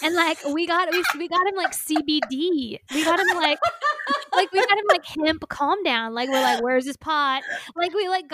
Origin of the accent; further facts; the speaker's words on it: Indiana, United States; accent: Indiana; moved away; when going back to Indiana, my accent, like, he's like, oh, your accent comes out